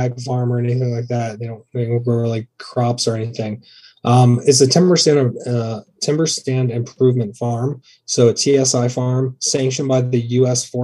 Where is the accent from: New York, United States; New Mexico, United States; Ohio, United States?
Ohio, United States; Athens; moved away as an adult; also born or lived in Lewis County, Kentucky; now in Columbus, United States; I was actually raised in Athens, Ohio, and I'm from Northern Kentucky, Lewis County, Kentucky